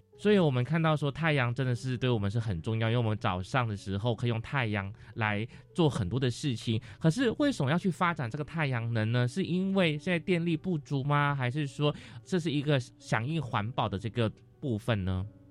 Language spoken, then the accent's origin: Chinese; Malaysia; moved away; 因为我是马来西亚人嘛，那在马来西亚卫视道，其实我们的太阳是很充足的